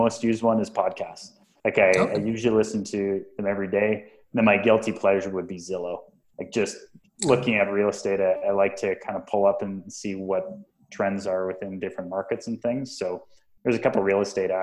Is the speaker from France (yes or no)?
no; Western Canada, Canada; moved away as an adult; also born or lived in Texas; now in Toronto, Canada; growing up in Western Canada